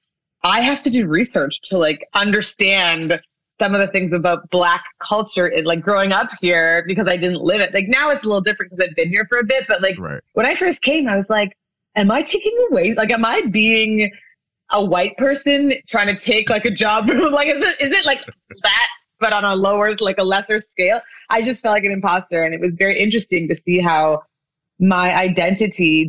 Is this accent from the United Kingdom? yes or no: no; Canada; moved away as an adult; also born or lived in Nigeria / Korea / France; now in Los Angeles, United States; I was born in Nigeria. I grew up in Canada